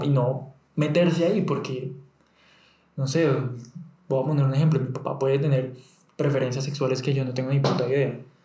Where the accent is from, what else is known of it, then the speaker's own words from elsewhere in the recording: Bucaramanga, Santander, Colombia; moved away; yo salí de Bucaramanga